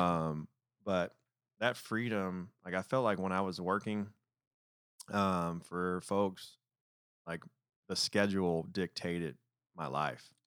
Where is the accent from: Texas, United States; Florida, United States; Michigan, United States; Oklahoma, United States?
Michigan, United States; Detroit; moved away; growing up in Detroit